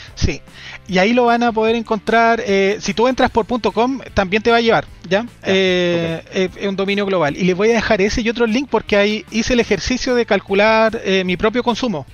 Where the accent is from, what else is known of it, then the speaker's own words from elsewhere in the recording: Chile; nos consumíamos en promedio, los chilenos, cuatro punto tres hectáreas globales por persona